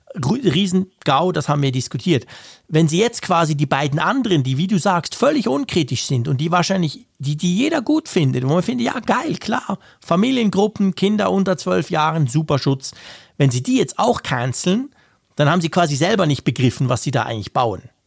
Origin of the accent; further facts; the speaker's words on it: Switzerland; bei uns in der Schweiz